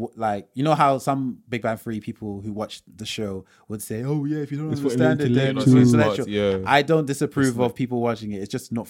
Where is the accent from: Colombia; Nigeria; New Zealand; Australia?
Nigeria; So for example, so say as Yoruba people, Yoruba tribe, we're proud people.